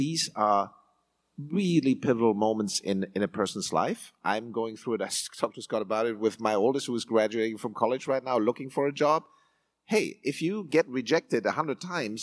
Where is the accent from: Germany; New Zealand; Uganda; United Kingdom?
Germany; now in United States; my native country. So I was born in this country. I was born in Germany